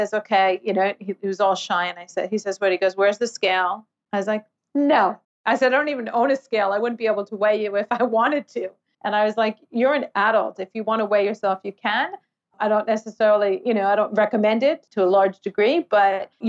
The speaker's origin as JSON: {"language": "English", "town": "New York City", "region": "New York", "country": "United States", "moved": "yes", "lives_now": "Australia", "said": "I'm from New York City"}